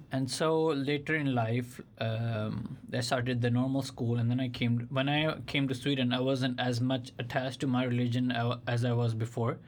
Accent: Pakistan; moved away; when I was growing up in Pakistan, it's a m, Islamic country

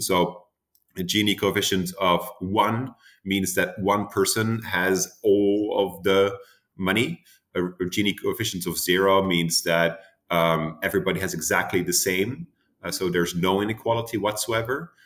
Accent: Amsterdam, North Holland, Netherlands; moved away as an adult; also born or lived in United States; now in Boston, United States; my hometown, uh, Amsterdam

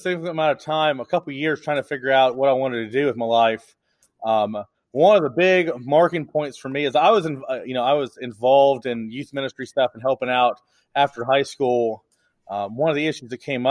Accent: Indiana, United States; moved away as an adult; now in Floresville, United States; I grew up in Indiana and have lived in the South for the last 2008 to 12 years

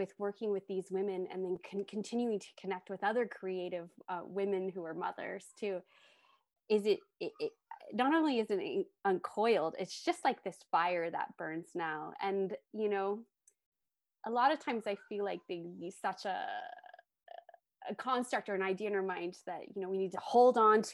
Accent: United States; moved away as an adult; also born or lived in Tokyo; I grew up in the United States and I live back here now

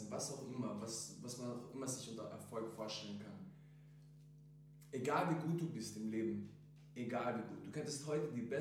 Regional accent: Klagenfurt, Carinthia, Austria; moved away as an adult; also born or lived in Croatia / Bosnia and Herzegovina; now in Vienna, Austria; ich bin Rapper und Sänger. Ich bin ursprünglich aus Kroatien und Bosnien. Ich bin in Klagenfurt aufgewachsen, geboren. Ich bin dann nach Wien gezogen, um dort meine Karriere weiter zu expandieren natürlich.

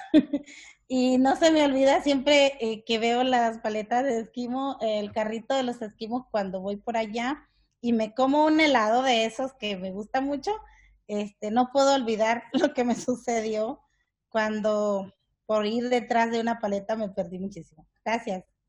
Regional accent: Nicaragua; moved away; yo soy de origen nicaragüense

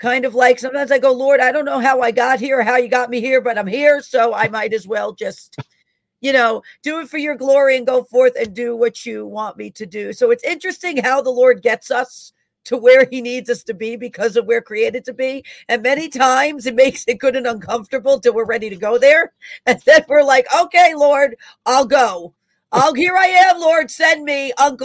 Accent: New York City, New York, United States; accent: Bronx; I was born in Einstein Hospital in the Bronx, New York.

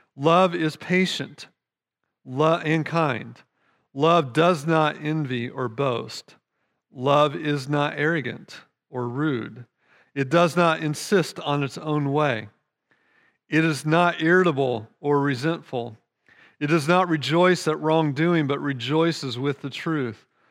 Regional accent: United States; We're American

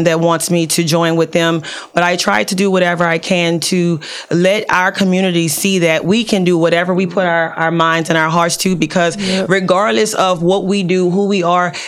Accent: New Orleans, Louisiana, United States; moved away; I came from New Orleans. My mom was 23 with 4 kids

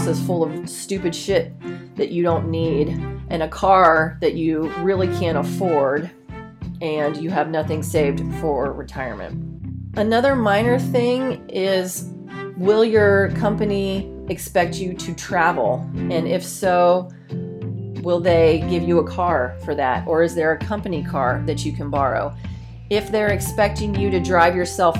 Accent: Ohio, United States; moved away as an adult; also born or lived in Paterson, New Jersey; I was from Ohio and my family owned a car dealership

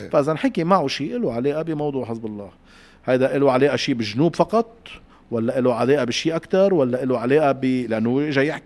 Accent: Palestine; also born or lived in Syria; أنا فلسطينية سورية بدي أشوف وين رايحة

